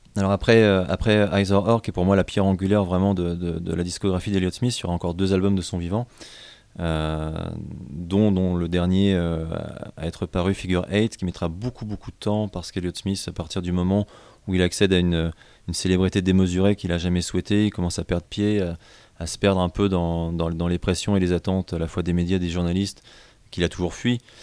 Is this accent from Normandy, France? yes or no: yes; Rouen, Normandy, France; je suis originaire de Rouen